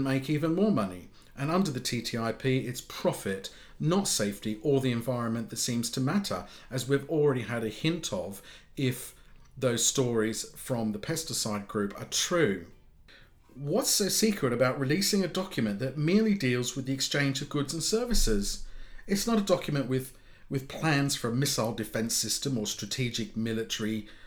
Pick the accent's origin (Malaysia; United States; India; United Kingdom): United Kingdom; me as a Brit